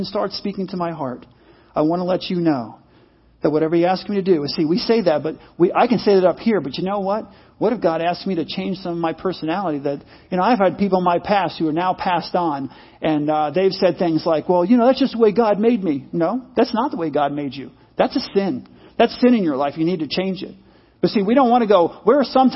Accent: United States; I'm an American

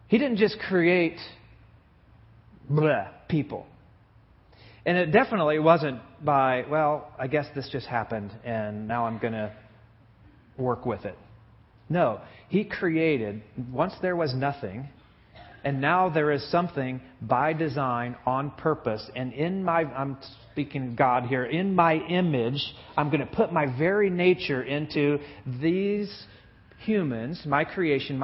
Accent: Buck Creek, Indiana, United States; I lived in a little teeny tiny town in northern Indiana called Buck Creek, Indiana, when I was in third and fourth grade

